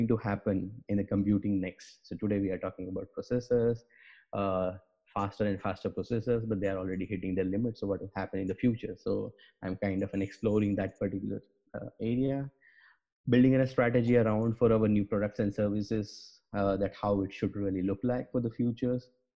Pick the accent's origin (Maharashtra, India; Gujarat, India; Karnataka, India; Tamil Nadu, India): Gujarat, India; moved away as an adult; also born or lived in Bangalore / Stuttgart; I am from India, born and brought up into the Gujarat